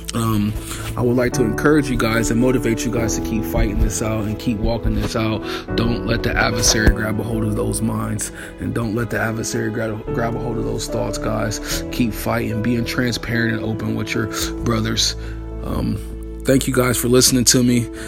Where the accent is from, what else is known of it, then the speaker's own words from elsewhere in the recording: Akron, Ohio, United States; I'm from Akron, Ohio